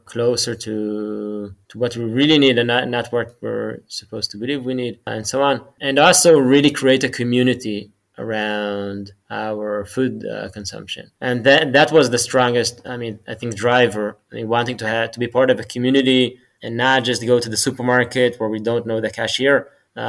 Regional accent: Jerusalem, Jerusalem District, Israel; I grew up in Jerusalem, in Israel.

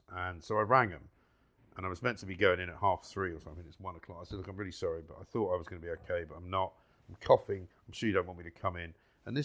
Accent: London, United Kingdom; I used to go to school on the tube

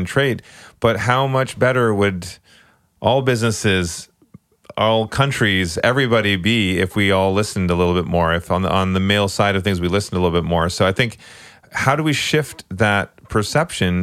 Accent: Canada; I remember growing up in Canada, we had to learn French

